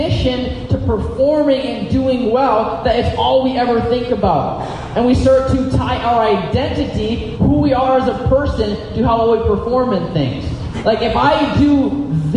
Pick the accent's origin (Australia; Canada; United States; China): United States; As an American in the 21st century